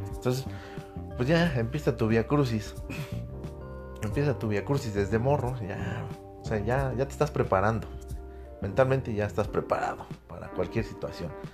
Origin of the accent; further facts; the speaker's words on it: Mexico; como buen patriota, como buen mexicano